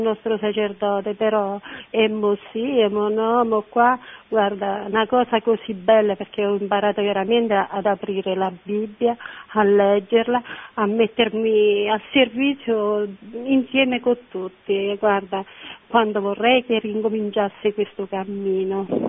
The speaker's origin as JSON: {"language": "Italian", "town": "Pescina", "region": "Abruzzo", "country": "Italy", "lives_now": "San Benedetto dei Marsi, Italy", "said": "sono di Pescina, però sono sposata a San Benedetto"}